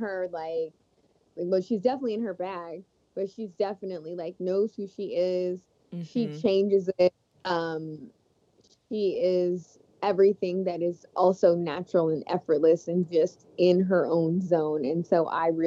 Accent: Las Vegas, Texas, United States; I grew up in Texas in the 90s, and also Las Vegas

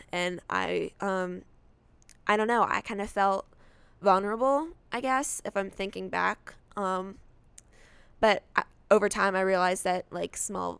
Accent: Alexandria, Virginia, United States; I was born in Alexandria, Virginia. So I lived there

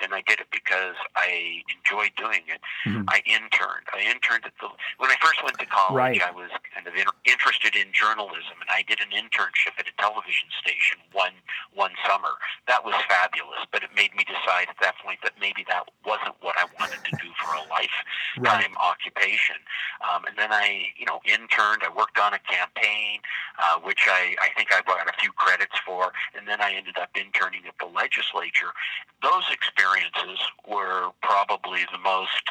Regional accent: Butte, Montana, United States; I grew up in Butte

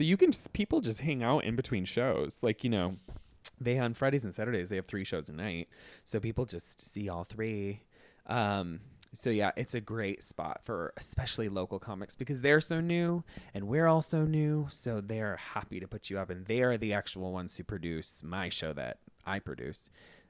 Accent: West Michigan, United States; moved away as an adult; also born or lived in Chicago / New York City; now in Nashville, United States; Well, I moved here from New York City, yeah, and I grew up in West Michigan and did college in Chicago. So I kind of bounced all over the place.

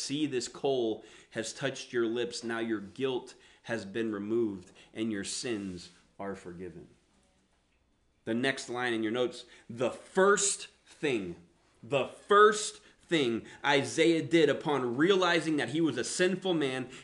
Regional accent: the South, United States; accent: Southern; I grew up in the South, so that's where the accent come from

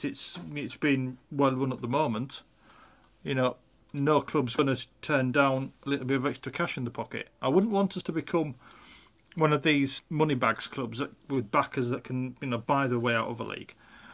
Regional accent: Bridlington, Yorkshire and the Humber, United Kingdom; I was born in Bridlington. That's Yorkshire.

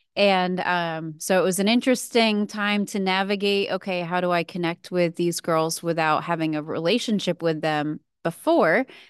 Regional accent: New England, New Hampshire, United States; moved away; I grew up in New England, so living in New Hampshire at the time

